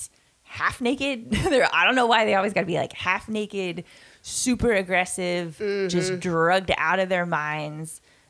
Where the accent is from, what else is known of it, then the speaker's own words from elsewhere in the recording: Long Beach, California, United States; moved away as an adult; now in Surf City, United States; where I was born and raised in Long Beach